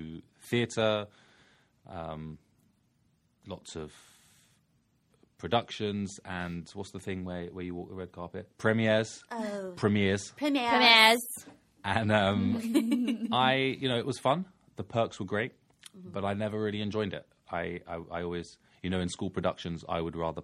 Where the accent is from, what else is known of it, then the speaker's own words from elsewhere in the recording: London, United Kingdom; moved away; I do have an accent. I'm from London, England.